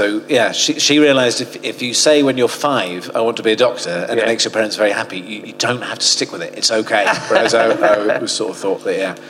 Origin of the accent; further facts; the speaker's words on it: Portsmouth, South East England, United Kingdom; also born or lived in Oxford; I grew up in Portsmouth.